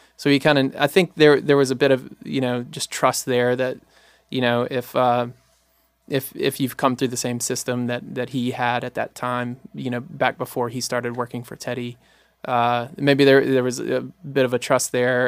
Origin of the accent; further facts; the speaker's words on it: Jackson, Mississippi, United States; I was born and raised in Jackson, Mississippi